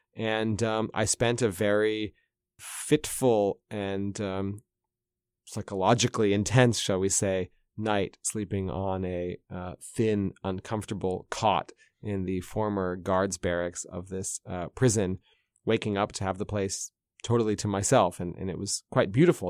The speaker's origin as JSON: {"language": "English", "country": "United States", "moved": "yes", "lives_now": "Moscow, Russia", "said": "As a American journalist in Russia"}